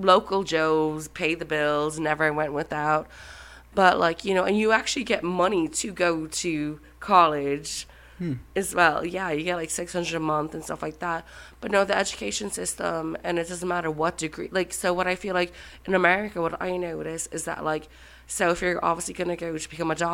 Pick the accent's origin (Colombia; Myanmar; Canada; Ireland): Ireland; Ennis, Munster; moved away as an adult; also born or lived in New York; now in United States; I'm from Ennis, County Clare. It's on the west coast of Ireland.